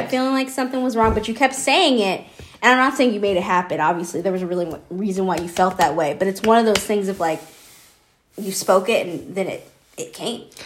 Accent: Georgia, United States; moved away; I'm from Georgia

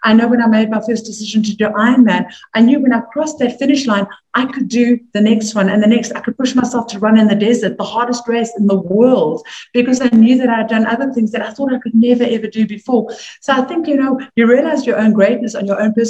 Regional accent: South Africa; moved away as an adult; also born or lived in New York; as a South African

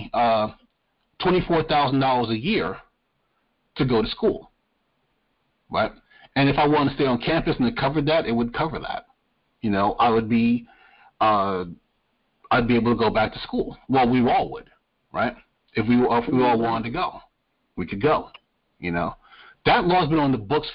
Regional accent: New York, United States; moved away; I'm originally from New York. I grew up in New York.

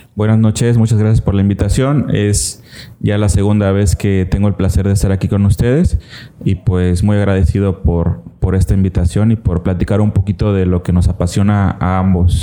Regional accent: Cintalapa, Chiapas, Mexico; also born or lived in Tuxtla Gutiérrez; soy 100% chimbombo, orgulloso de, haber nacido aquí en Cintalapa

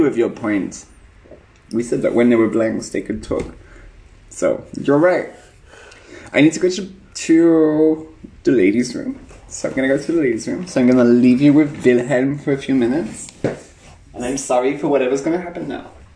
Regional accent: United Kingdom; now in Berlin, Germany; I'm British

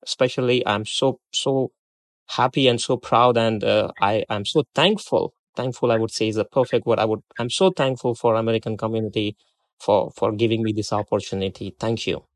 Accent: India; moved away as an adult; also born or lived in Democratic Republic of Congo; now in Arkansas, United States; I was born in India and, uh, I completed my graduation with a major in accounting and taxation. And I did my post-graduation in India

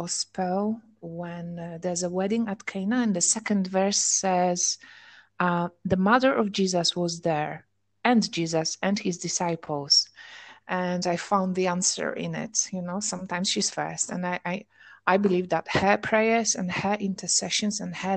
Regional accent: Poland; English is a second language; moved away as an adult; now in England; I grew up in Poland

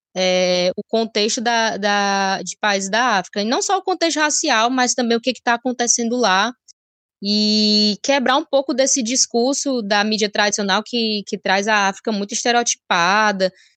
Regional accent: Ceará, Brazil; sou graduada pela Universidade de Fortaleza, é, aqui no Ceará, sou cearense

